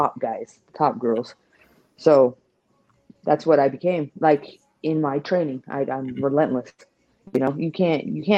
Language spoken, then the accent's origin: English; Modesto, California, United States; also born or lived in San Jose; I'm from Modesto in San Jose